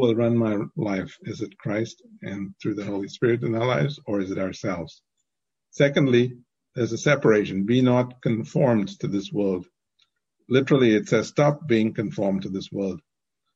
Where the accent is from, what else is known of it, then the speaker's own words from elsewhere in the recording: India; growing up in India